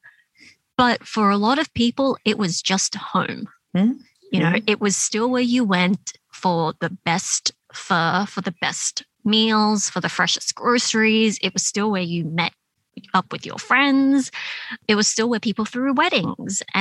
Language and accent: English; Sydney, New South Wales, Australia; moved away as an adult; I have an older brother, and you know, we both grew up in that area. We went to school in Canyvale and in Smithfield and Fairfield.